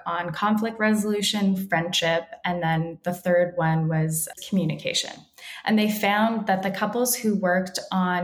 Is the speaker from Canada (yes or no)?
yes; Toronto, Ontario, Canada; now in Los Angeles, United States; I grew up in Toronto and the schools and the areas that I grew up in were predominantly Caribbean